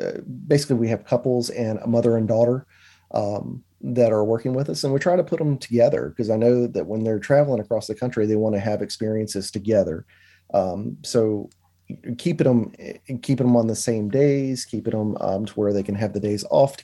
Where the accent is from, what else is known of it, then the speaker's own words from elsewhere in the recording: Danville, Virginia, United States; We're from South Virginia area called Danville, right on the North Carolina line in Pennsylvania County